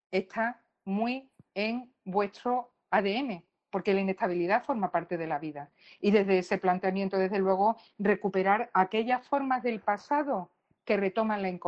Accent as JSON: {"language": "Spanish", "country": "Colombia", "said": "como vosotros soy colombiano"}